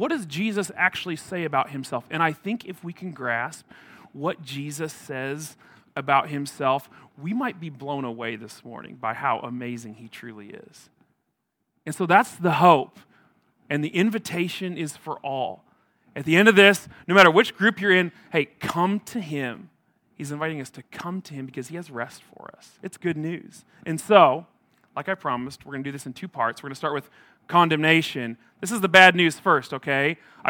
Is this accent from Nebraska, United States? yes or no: yes; Atkinson, Nebraska, United States; I grew up in a small town in Nebraska. I grew up in Atkinson, north central Nebraska. It's a town of about 1,500 people.